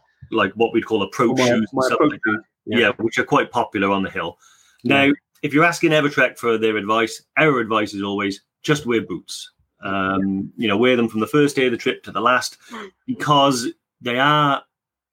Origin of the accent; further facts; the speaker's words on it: Welsh, Wales, United Kingdom; being Welsh